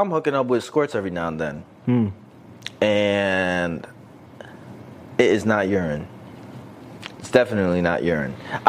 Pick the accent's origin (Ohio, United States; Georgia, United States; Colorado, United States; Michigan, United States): Michigan, United States; Detroit; accent: hood voice; Sorry about my hood voice. I'm from Detroit.